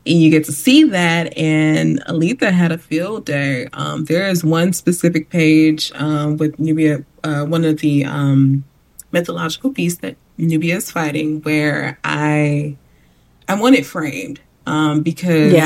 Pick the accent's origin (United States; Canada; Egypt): United States; Chicago, Illinois; I grew up in Chicago